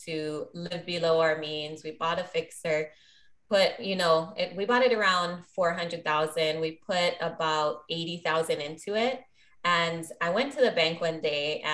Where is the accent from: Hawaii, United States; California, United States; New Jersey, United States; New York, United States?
Hawaii, United States; Maui; Born and raised on Maui, invest here.